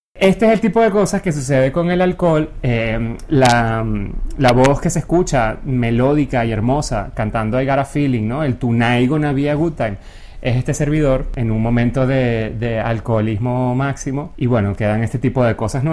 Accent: Venezuela; moved away; yo en Venezuela tampoco salía mucho

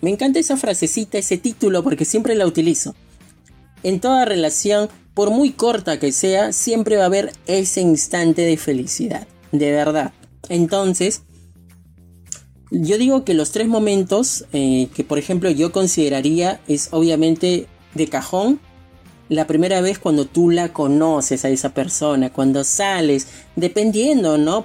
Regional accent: Lima, Peru; yo soy de Lima, Perú

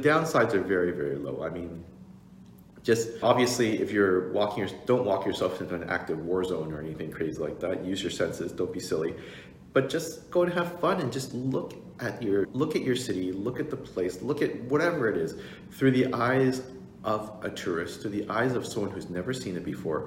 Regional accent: Toronto, Ontario, Canada; I grew up here in Toronto

